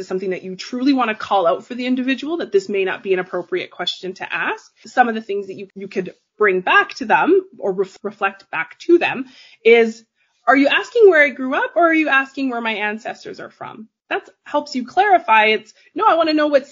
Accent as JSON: {"language": "English", "town": "Calgary", "region": "Alberta", "country": "Canada", "tie": "born or raised there", "said": "I'm from Canada. I grew up in Calgary, Alberta."}